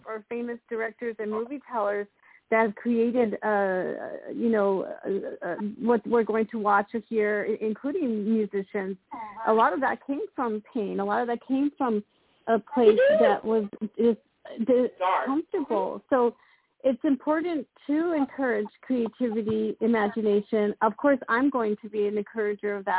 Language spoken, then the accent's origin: English; Texas, United States; my sisters and I, growing up in Texas